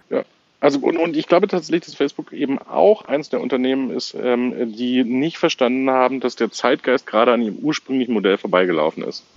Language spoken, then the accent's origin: German; Germany; wir eben als Deutsche